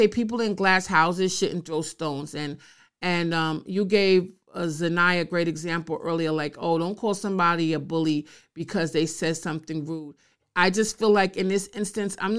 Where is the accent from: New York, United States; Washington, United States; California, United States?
New York, United States; I'm a New Yorker